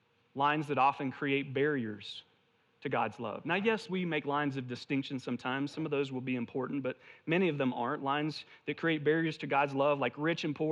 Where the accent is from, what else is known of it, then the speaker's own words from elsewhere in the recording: the South, United States; moved away; I'm originally from the South